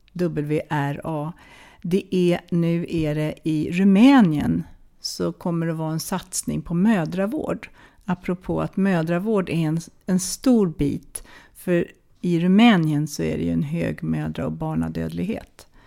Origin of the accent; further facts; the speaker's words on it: Sweden; also born or lived in Wales; Jag kommer från Sverige.